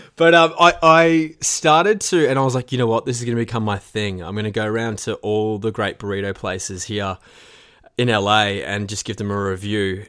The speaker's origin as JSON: {"language": "English", "country": "Australia", "said": "being an Aussie"}